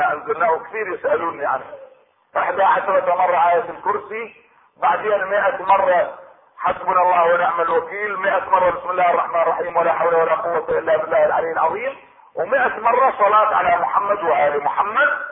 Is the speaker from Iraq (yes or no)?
yes; Iraq; عندنا في العراق